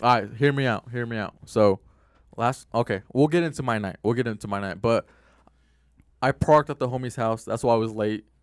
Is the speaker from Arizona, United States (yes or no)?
yes; Glendale, Arizona, United States; growing up in Glendale